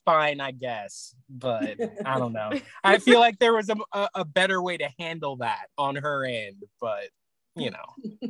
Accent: San Diego, California, United States; I'm not from LA, I'm from San Diego, but you know, it's 2 hours away

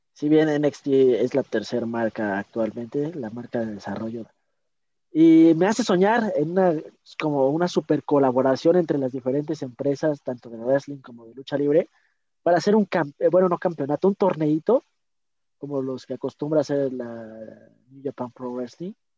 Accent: Mexico; yo como mexicano

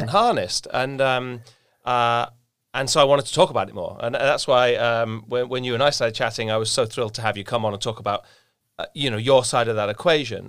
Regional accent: England, United Kingdom; being English

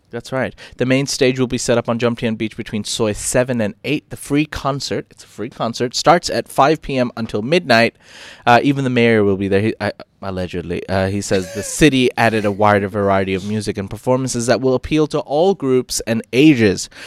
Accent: Phuket, Thailand; I, I come from Phuket as well

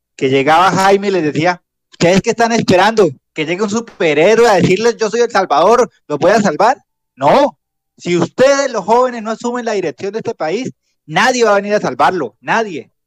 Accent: Piedecuesta, Santander, Colombia; now in Bucaramanga, Colombia; En Piedecuesta hice mi primaria en ese colegio y la secundaria en uno llamado La Normal

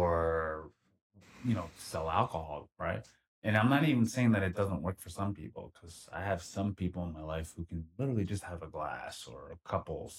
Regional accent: Philadelphia, Pennsylvania, United States; moved away as an adult; now in Los Angeles, United States; back in my hometown, our hometown, Philly

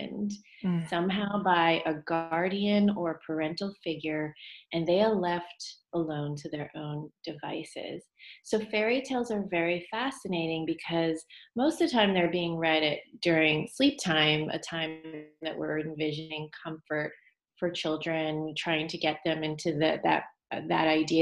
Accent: United States; I am Chinese American

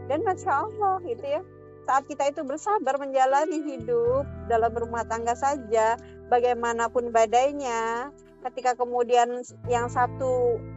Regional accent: Java, Indonesia; Seperti saya pribadi, saya aslinya orang Jawa gitu ya. Nah, kemudian menikah dengan orang Dayak

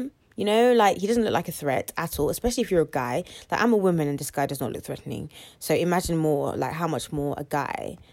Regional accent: United Kingdom; We're British

